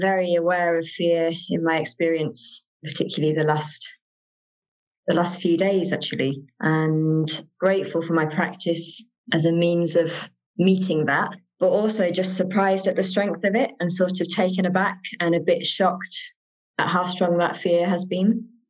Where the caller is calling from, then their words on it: Nottingham, East Midlands, United Kingdom; I'm calling from Nottingham today.